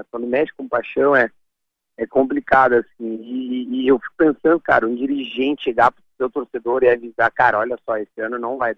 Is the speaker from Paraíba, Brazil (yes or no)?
no; Rio Grande do Sul, Brazil; Porque minha mãe é gaúcha, meus pais se conheceram num navio, se separaram, eu sou gaúcho desde sempre. Mas meu pai é, é de São Paulo